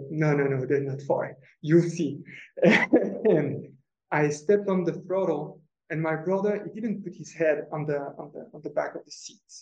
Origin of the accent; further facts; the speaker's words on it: France; moved away; So I'm French, so I grew up in France.